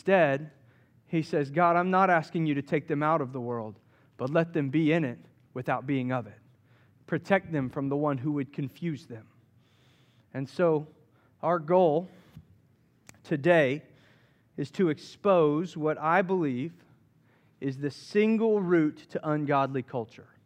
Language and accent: English; Southeast, United States; I grew up in the Southeast and Back, back, in, back, back in my day, just a few years ago, growing up in the Southeast, it was a very Christian oriented culture.